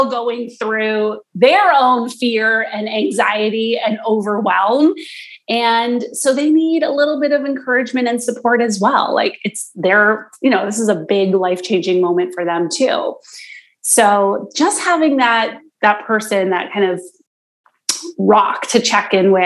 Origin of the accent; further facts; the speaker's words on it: East Coast, Canada; now in Toronto, Canada; I live in Toronto, and I've lived here for a long time now, but I'm originally from the East Coast